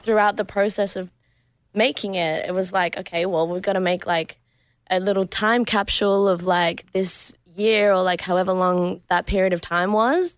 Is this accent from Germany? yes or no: no; Adelaide, South Australia, Australia; moved away; So my hometown is in Adelaide.